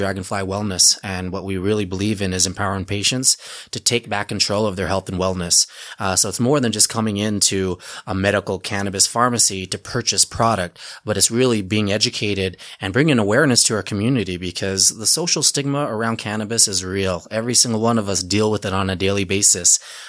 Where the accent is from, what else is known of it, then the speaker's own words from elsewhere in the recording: Utah, United States; I'm a Utah guy, born and raised. I was born in Utah in 1980. My family's refugees from Cambodia.